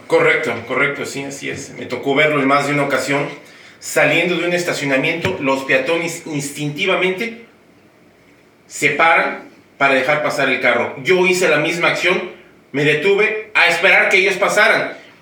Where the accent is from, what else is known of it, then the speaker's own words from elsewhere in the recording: Mexico City, Mexico; moved away as an adult; now in United States; soy de la Ciudad de México y yo llegué aquí ah, en agosto del año 2000